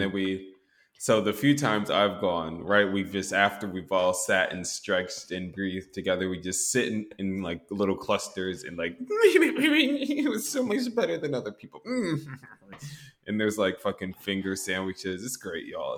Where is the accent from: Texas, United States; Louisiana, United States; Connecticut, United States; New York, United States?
Texas, United States; I'm from Texas.